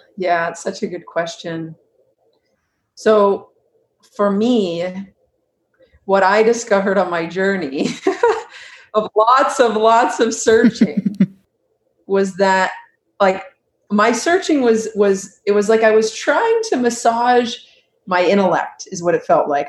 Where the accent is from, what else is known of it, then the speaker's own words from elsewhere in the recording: Huntington Beach, California, United States; I grew up in Huntington Beach. Mm-hmm. California